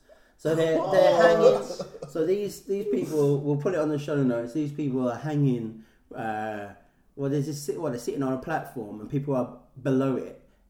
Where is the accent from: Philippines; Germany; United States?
Philippines; I'm Filipino.